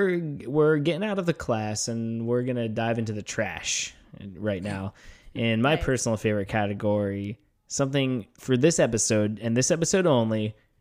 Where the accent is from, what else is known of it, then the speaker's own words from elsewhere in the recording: Florida, United States; It's sort of where Flieger and I grew up in near Tampa.